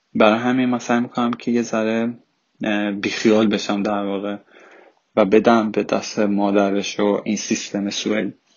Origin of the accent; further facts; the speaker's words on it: Iran; first language Persian; moved away as an adult; now in Sweden; راه تربیتی که من یاد گرفتم از مادر پدرم تو ایران